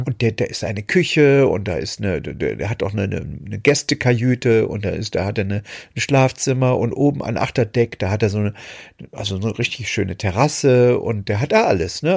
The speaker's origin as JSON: {"language": "German", "country": "Germany", "tie": "born or raised there", "moved": "yes", "said": "meine, meine alte Heimat, die DDR, verlassen habe, um, um im Westen zu gehen"}